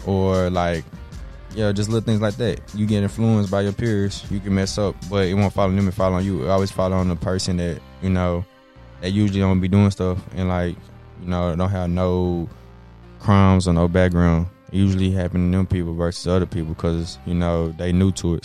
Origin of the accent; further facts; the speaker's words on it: Dallas, Texas, United States; I'm from Dallas, so I'm from Texas.